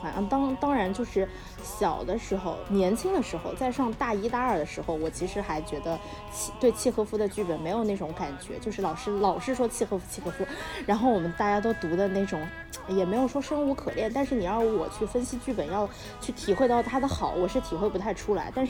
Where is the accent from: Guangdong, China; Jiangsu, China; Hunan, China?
Hunan, China; Changsha; 有说长沙不好或者落后的意思啊，就是还保留着就是我对那种九十年代末两千年初的那种感觉，就是那是我家乡。我童年时期成长的那种感觉